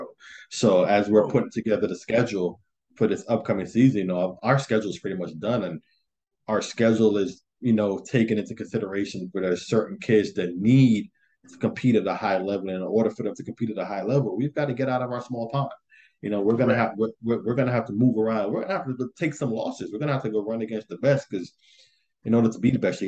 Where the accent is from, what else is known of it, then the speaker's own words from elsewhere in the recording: Jamaica; moved away; I come from Jamaica